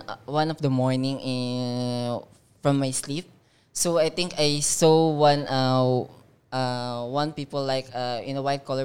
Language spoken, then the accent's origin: English; Philippines; from Philippines. So I'm second generation convert.